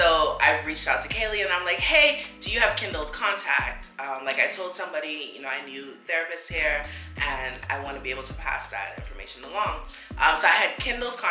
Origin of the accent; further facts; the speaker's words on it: Bahamas; accent: Bahamian; moved away; my Bahamian accent comes out